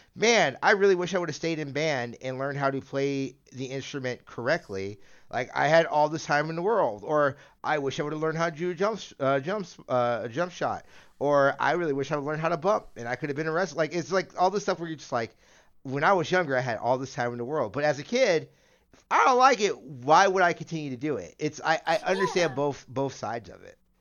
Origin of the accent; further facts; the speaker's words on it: United States; I'm a an American